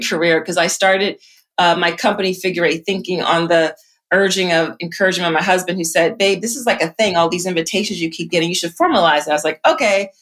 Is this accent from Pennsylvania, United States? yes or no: yes; Philadelphia, Pennsylvania, United States; I grew up in Philly